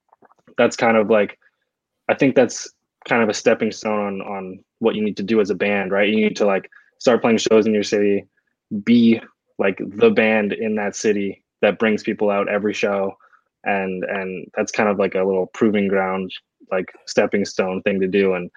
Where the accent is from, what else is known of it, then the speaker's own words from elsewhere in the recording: Toronto, Ontario, Canada; not everyone is from downtown Toronto, yeah. but you know, we say we're from Toronto.